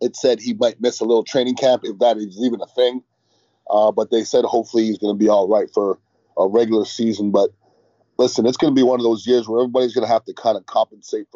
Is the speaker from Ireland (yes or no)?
no; Montreal, Quebec, Canada; I'm from far from Mississippi. I'm from Montreal, Canada.